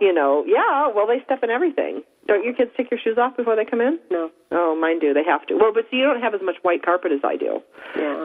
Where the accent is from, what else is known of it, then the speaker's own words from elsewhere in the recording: Upper East Coast, United States; moved away; I am from the Upper East Coast. It's very moist up there